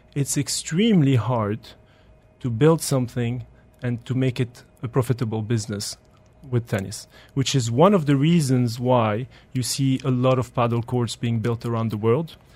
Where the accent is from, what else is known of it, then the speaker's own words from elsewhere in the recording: Belgium; now in United Arab Emirates; I grew up in Belgium